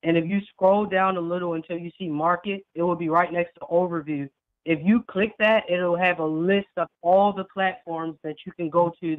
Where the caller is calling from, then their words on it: Georgia, United States; I'm calling from Georgia.